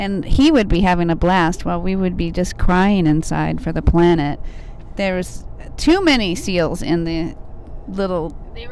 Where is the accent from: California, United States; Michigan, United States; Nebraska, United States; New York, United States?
California, United States; we grew up in California.